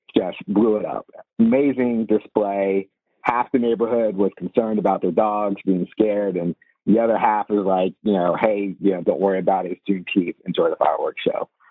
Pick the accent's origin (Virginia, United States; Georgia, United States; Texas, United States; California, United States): Virginia, United States; growing up in Northern Virginia or the Washington D.C. area